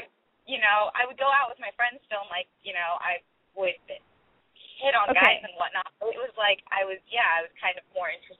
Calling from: California, United States; I'm 21. I'm calling from the Bay Area in California.

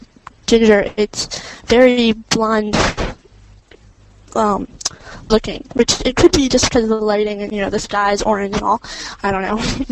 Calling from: Maryland, United States; from Maryland.

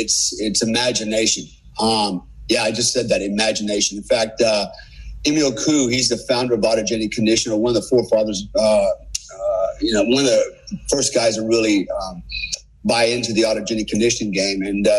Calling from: Bali, Indonesia; But so I'm calling you from Bali. What a cool place, right? I live here. It's paradise, literally.

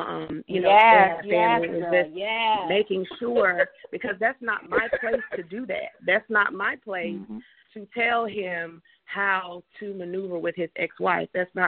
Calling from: Atlanta, Georgia, United States; area code, area, I'm calling from Atlanta.

